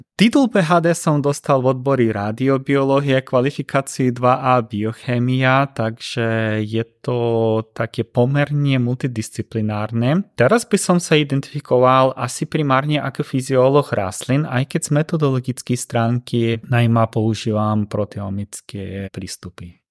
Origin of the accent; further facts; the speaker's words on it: Ukraine; Slovak is a second language; now in Slovakia; som Ukrajinec